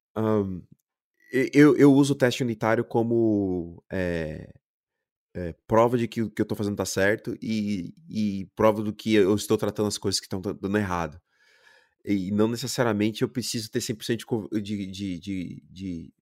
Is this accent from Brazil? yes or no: yes; Brazil; moved away as an adult; also born or lived in Germany; como brasileiro